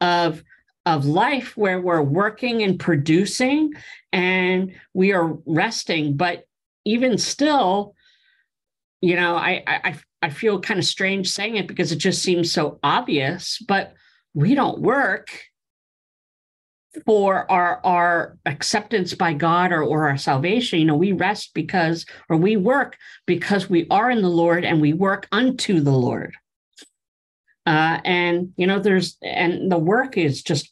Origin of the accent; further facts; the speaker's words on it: Pennsylvania, United States; moved away; I grew up back east in Pennsylvania, and we would cut firewood